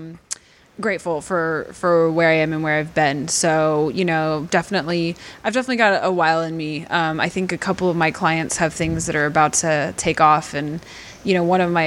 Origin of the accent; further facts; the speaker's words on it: Texas, United States; I grew up in Texas